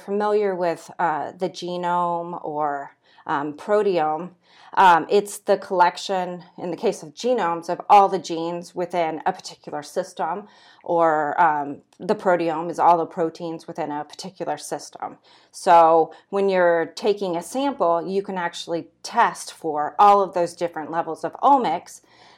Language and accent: English; Santa Cruz, California, United States; now in Nebraska, United States; I'm originally from Santa Cruz, California.